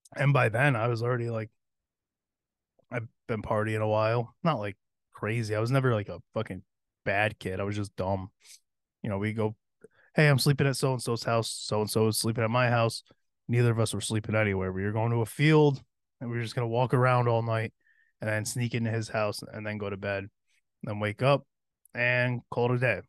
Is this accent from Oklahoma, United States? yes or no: no; Cohoes, New York, United States; also born or lived in Averill Park (Berg), New York; growing up in Cahoes